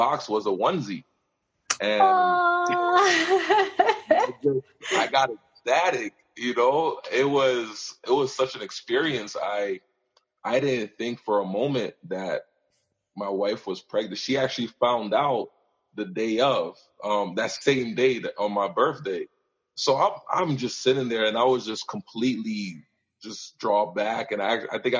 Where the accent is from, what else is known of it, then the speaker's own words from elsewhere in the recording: New York, United States; moved away as an adult; also born or lived in Montreal, Canada / Michigan, United States / Indiana, United States; now in Calgary, Canada; I was born in Montreal, but I grew up in New York and spent most of my life there